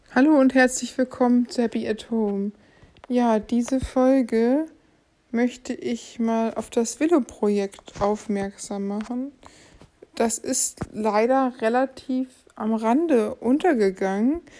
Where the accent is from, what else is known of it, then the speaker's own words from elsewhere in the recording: Germany; wir als Deutsche